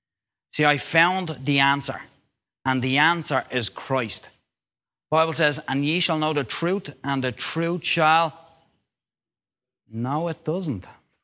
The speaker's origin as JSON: {"language": "English", "town": "Dublin", "region": "Leinster", "country": "Ireland", "said": "Now, I am from Dublin, so there's only normally Roman Catholic churches in Dublin."}